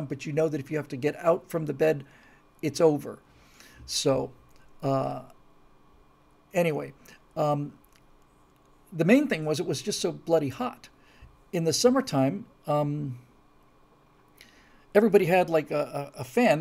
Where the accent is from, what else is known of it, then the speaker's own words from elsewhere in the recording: the Atlantic, Florida, United States; moved away; I grew up in the Atlantic